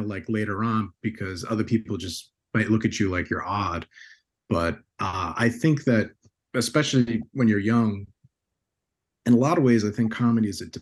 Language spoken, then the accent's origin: English; Bayonne, New Jersey, United States; growing up in Bayonne, New Jersey